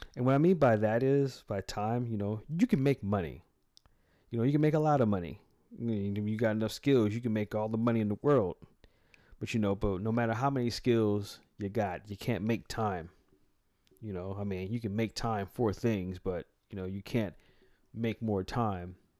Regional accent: United States; also born or lived in San Francisco, California / Atlanta, Georgia / Nevada; myself being an American

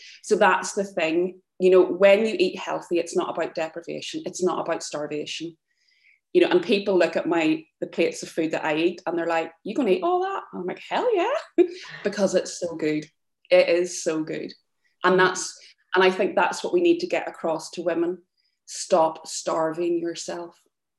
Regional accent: Ireland; We're from Ireland, it's there, like, that's the way that we're brought up.

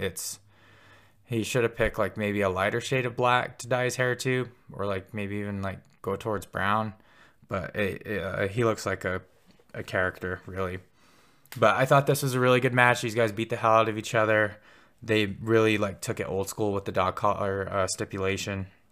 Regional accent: Pine Ridge, South Dakota, United States; now in Billings, United States; I'm from, uh, Pine Ridge, South Dakota

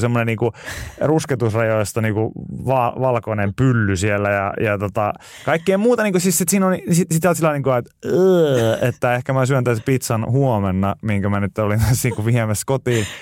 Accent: Pori, Satakunta, Finland; born or raised there

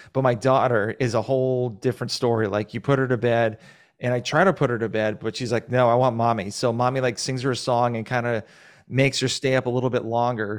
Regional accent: Massachusetts, United States; now in Georgia, United States

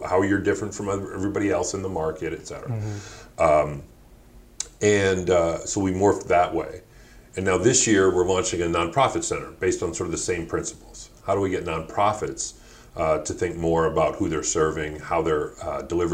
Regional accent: Detroit, Michigan, United States; also born or lived in Ann Arbor, Michigan / London; I'm originally born and raised in Detroit, although grew up half the time in Ann Arbor

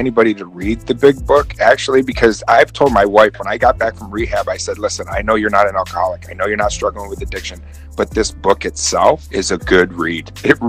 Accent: Oswego, New York, United States; born or raised there

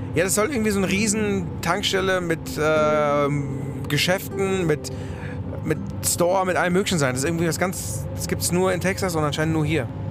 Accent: Germany; dann haben wir Germany gesagt

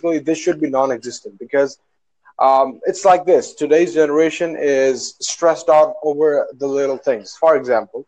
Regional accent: Pakistan; I'm from Asia. I don't know if you've heard about it. Pakistan

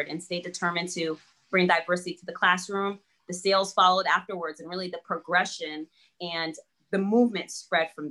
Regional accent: United States; English is a second language; I wasn't a very confident child growing up in the US. I didn't speak English

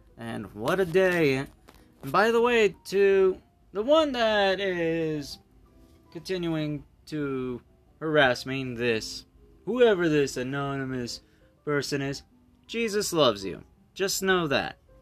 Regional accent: United States; I'm an American.

